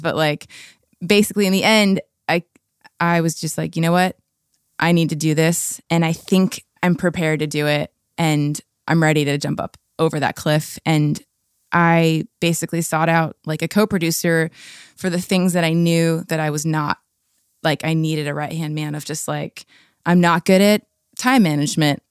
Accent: La Habra, California, United States; now in Seattle, United States; I grew up in La Habra, Fullerton area

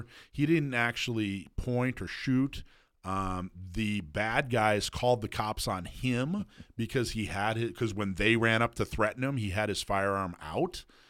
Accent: Wisconsin, United States; That we USCCA and I share that we're both originally from Wisconsin.

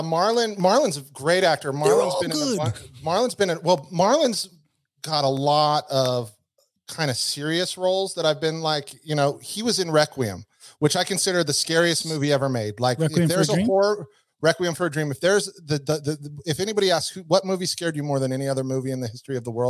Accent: Reno, Nevada, United States; I'm from Reno.

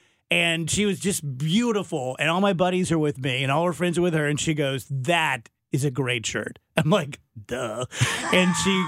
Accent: South Roxana, Illinois, United States; I'm from South Roxana.

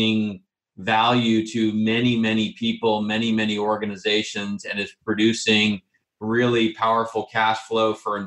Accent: Bay Area, California, United States; I am a California product. So I'm born and raised in the Bay Area.

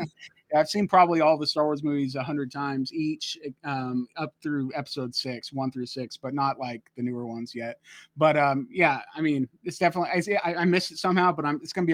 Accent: Modesto, California, United States; that's my hometown. I grew up in Modesto, California

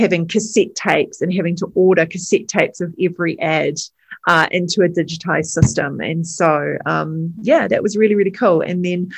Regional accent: New Zealand; also born or lived in England; So my father is British. I'm a first generation Kiwi

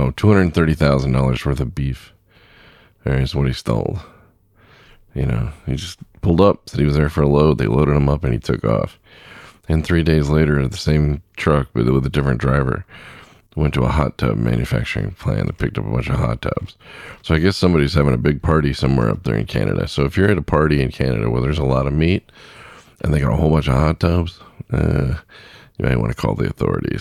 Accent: Southern California, United States; When I was a kid, I grew up in Southern California

